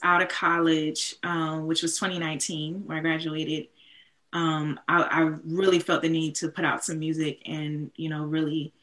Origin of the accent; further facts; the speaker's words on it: Bay Area, California, United States; moved away as an adult; also born or lived in Boston; growing up in the Bay Area